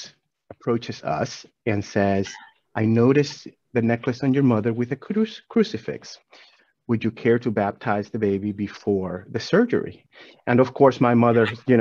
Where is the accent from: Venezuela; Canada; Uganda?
Venezuela; moved away as an adult; now in Atlanta, United States; growing up in Venezuela